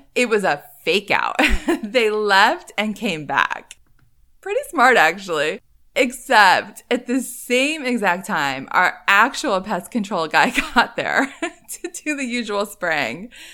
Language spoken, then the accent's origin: English; Northeast, United States; moved away as an adult; I grew up in the Northeast, lived there for a long time as an adult.